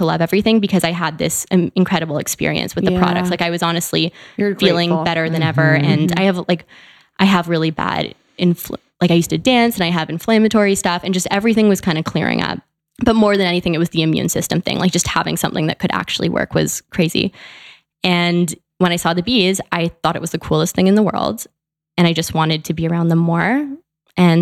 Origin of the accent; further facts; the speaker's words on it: Canada; also born or lived in Vancouver, Canada; I'm from Canada, so I went to school in Vancouver.